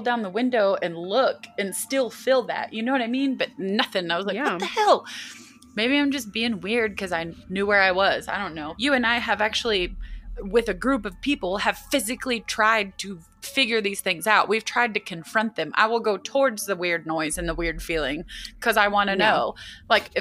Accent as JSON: {"language": "English", "country": "United States", "said": "as an American and as someone who lived in a state"}